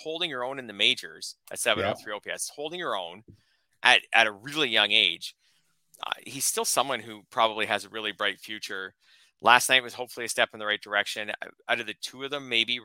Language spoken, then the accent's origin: English; Canada; as a Canadian